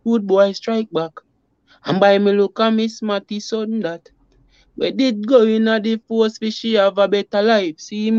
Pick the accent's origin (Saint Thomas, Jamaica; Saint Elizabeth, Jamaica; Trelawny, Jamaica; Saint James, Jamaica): Saint Thomas, Jamaica; also born or lived in Kingston, Jamaica; I come from Jamaica, St. Thomas to be. Exact, you know, country youth, born and grew in the country until we moved to another city, yeah, Jamaica, another Kingston city